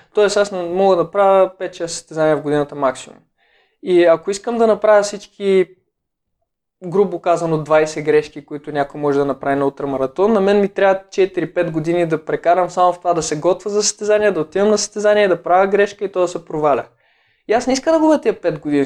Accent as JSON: {"language": "Bulgarian", "town": "Sopot", "region": "Plovdiv Province", "country": "Bulgaria", "tie": "born or raised there", "said": "в града, в който израснах в Сопот"}